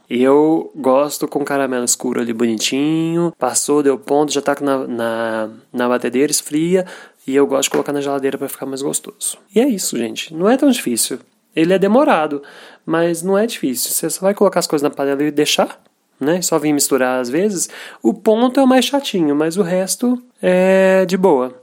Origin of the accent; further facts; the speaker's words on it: Minas Gerais, Brazil; Eu sou de Minas